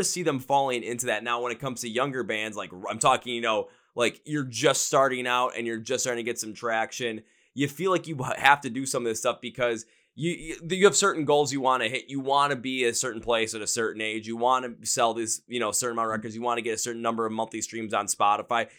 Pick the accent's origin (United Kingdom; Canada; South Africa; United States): United States; Midwest; Midwest where I'm